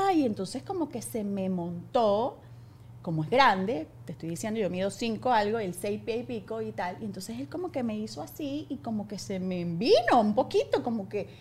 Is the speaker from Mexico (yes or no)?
no; Venezuela; soy demasiado mamá venezolana